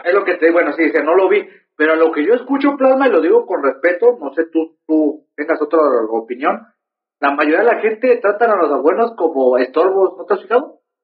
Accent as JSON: {"language": "Spanish", "country": "Mexico", "said": "yo como mexicano hijo de Dios"}